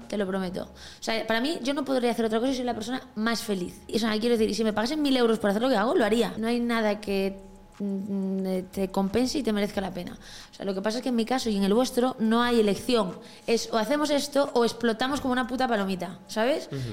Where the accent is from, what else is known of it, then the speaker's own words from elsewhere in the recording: a village in Galicia, Spain; moved away as an adult; now in Madrid, Spain; yo vengo de un pueblo de Galicia, ni siquiera vengo de, la ciudad, ¿sabes? Entonces, en mi casa, los huevos que se comían eran de las gallinas de abajo